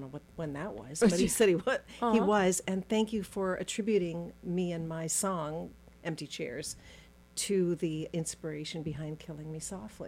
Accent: Los Angeles, California, United States; born there; Well, you know, my story was I was born in Los Angeles.

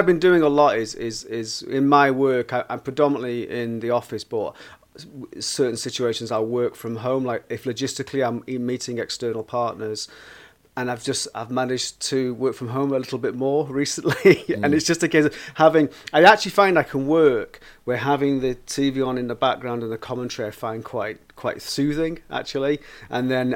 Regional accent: Manchester, North West England, United Kingdom; also born or lived in Leicester; I was brought up in Burnage in Manchester.

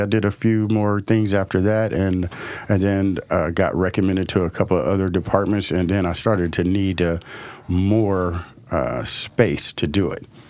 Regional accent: Portland, Oregon, United States; I'm African American, growing up in the city of Portland

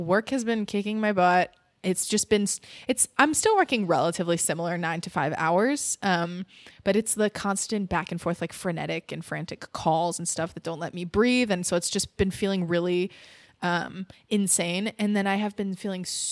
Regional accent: New England, United States; I'm from New England

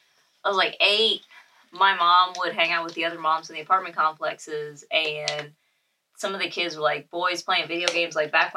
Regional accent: Hollywood, Florida, United States; also born or lived in Naples / Orange City / Puerto Rico; I grew up in Hollywood, Florida, South Florida, mm-hmm. Naples, other side of South Florida, Orange City. And then I was like 1.5 years when I was in my teens in Puerto Rico.

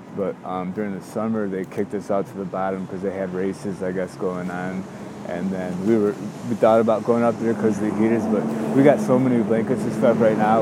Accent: suburbs of Chicago, Illinois, United States; moved away as an adult; now in Chicago, United States; I'm from the suburbs, you know, I'm not really from Chicago

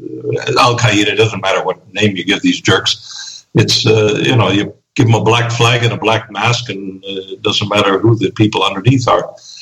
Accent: Texas, United States; Well, Patrick, I grew up in Texas.

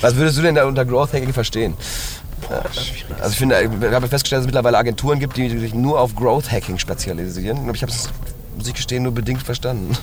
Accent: Hagen, North Rhine-Westphalia, Germany; ich komme ursprünglich aus Hagen

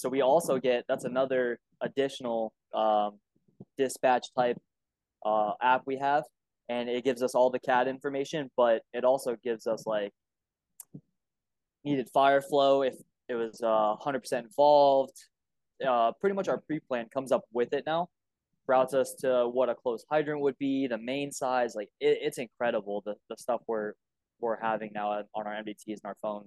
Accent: Cape Coral, Florida, United States; I'm born and raised in Cape Coral, Florida

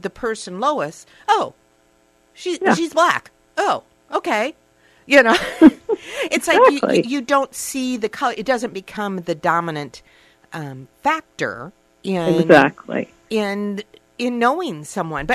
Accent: Fort Dodge, Iowa, United States; I grew up in Fort Dodge, and all of my neighbors happened to be white

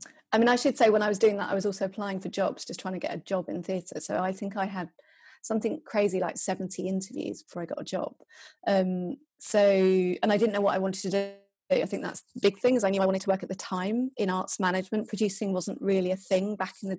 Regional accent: London, United Kingdom; also born or lived in Scarborough; I am from London, and I went to study theatre studies at Scarborough

